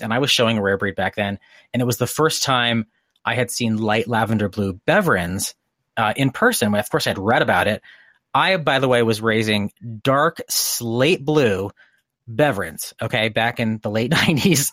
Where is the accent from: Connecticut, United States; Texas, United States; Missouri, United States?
Connecticut, United States; moved away; I grew up in Connecticut, um, in, you know, small New England town